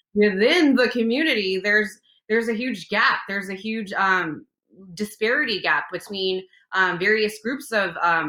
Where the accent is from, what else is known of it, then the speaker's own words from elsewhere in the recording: San Gabriel Valley, California, United States; I grew up in the San Gabriel Valley area, which is an area in Southern California where there's a large majority of Asian population, particularly Chinese and some Vietnamese as well, in my area, San Gabriel Valley.